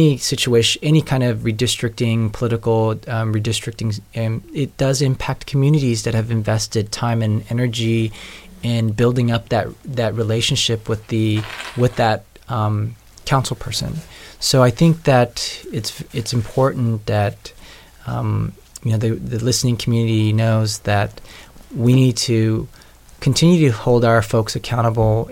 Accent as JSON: {"language": "English", "town": "Seattle", "region": "Washington", "country": "United States", "tie": "born or raised there", "moved": "as an adult", "lives_now": "Cleveland, United States", "said": "I grew up in a primarily white suburban neighborhood outside of Seattle"}